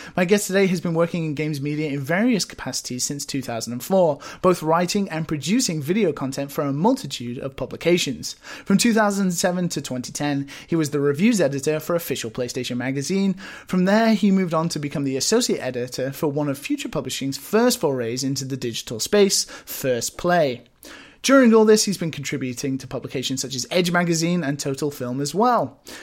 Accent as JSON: {"language": "English", "country": "United Kingdom", "moved": "yes", "lives_now": "Japan"}